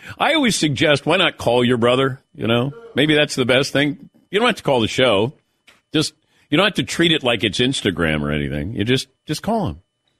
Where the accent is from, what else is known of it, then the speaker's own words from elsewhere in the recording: Ohio, United States; I'm from Southern Ohio. Not Ohio. Deep south of Ohio.